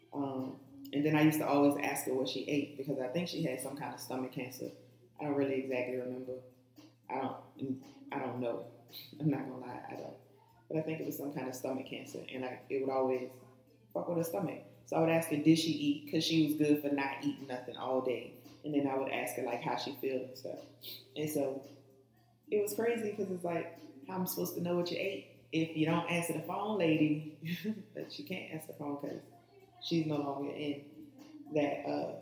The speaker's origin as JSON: {"language": "English", "town": "New Orleans", "region": "Louisiana", "country": "United States", "tie": "born or raised there", "said": "I'm from New Orleans. I was born uptown, and I grew up in this pink house on Louisiana Avenue"}